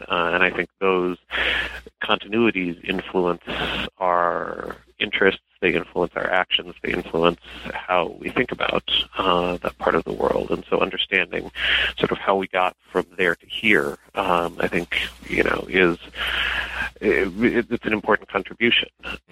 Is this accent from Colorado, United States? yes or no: yes; Denver, Colorado, United States; moved away as an adult; I am originally from Denver. Um, I lived there most of my childhood till I was 18